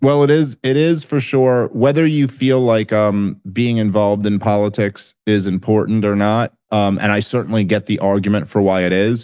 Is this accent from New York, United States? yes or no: yes; Brooklyn, New York, United States; I grew up in Brooklyn in the eighties and nineties